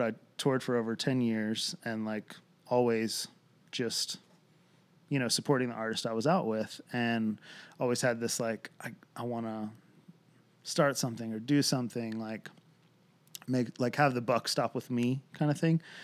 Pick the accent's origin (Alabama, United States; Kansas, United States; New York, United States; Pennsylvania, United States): Pennsylvania, United States; Lancaster; now in Franklin, United States; born and raised in Lancaster, Pennsylvania, uh, Amish country